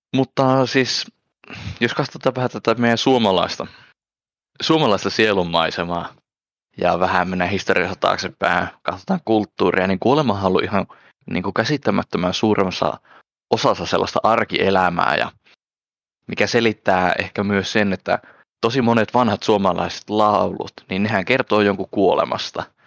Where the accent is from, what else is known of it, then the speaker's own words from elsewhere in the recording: Finland; Suome, Suomessa täällä kotopuolessa